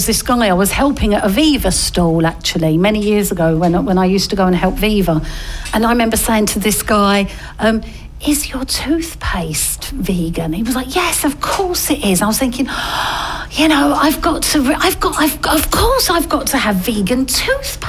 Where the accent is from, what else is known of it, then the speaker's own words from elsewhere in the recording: Essex, East of England, United Kingdom; I'm from Essex